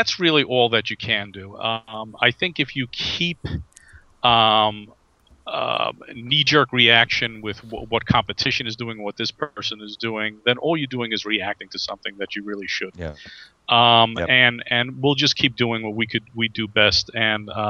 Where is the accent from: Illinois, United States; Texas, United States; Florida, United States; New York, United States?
New York, United States; I'm from the East Coast. I'm from New York